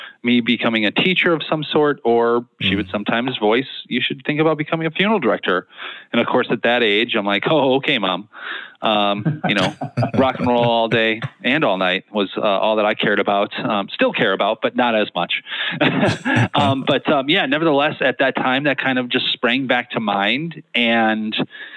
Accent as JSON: {"language": "English", "town": "Naperville", "region": "Illinois", "country": "United States", "tie": "born or raised there", "also_born_or_lived": "Nashville, Tennessee", "moved": "as an adult", "lives_now": "Joliet, United States", "said": "I grew up in Naperville"}